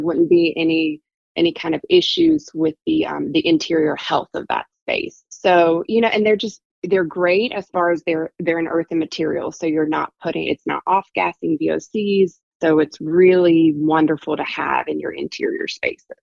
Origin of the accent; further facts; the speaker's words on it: South Carolina, United States; also born or lived in Virginia / Dublin, Ireland; I'm from South Carolina